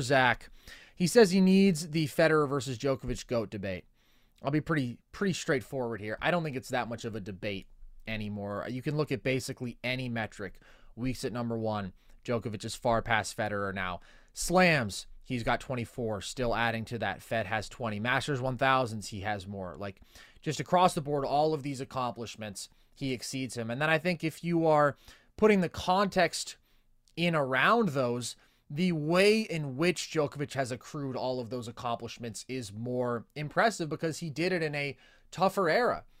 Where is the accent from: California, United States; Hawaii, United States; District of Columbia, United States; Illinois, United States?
California, United States; Bay Area; I'm from the Bay Area